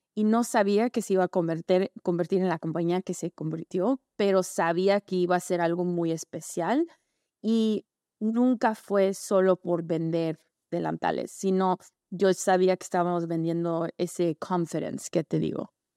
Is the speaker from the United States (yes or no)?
yes; Los Angeles, California, United States; also born or lived in Tampico, Mexico / Pasadena, California; Yo nací en Los Ángeles, pero mi mamá es mexicana de San Luis Potosí y mi abuelita vivía en Tampico.